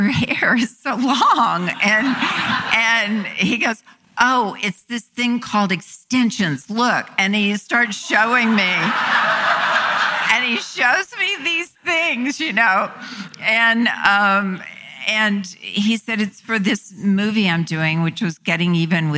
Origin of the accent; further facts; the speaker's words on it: North Little Rock, Arkansas, United States; moved away; North Little Rock, where I grew up in Arkansas.